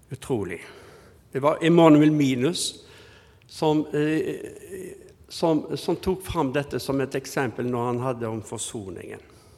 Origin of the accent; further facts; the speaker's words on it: Haugesund, Rogaland, Norway; now in Bergen, Norway; jeg er fra Haugesund, så er jeg araber